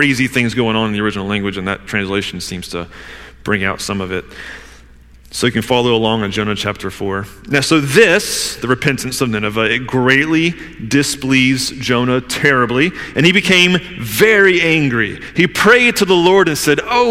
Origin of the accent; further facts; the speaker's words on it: the South, United States; I'm from the South